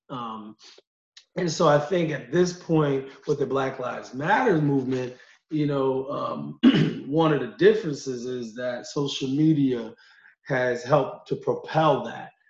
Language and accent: English; Utica, New York, United States; lifelong member of, of, the Utica community